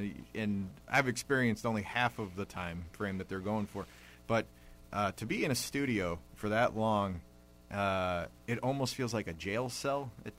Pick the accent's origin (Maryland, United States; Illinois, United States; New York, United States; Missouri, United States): Illinois, United States; Bellwood; I'm from Bellwood, Illinois originally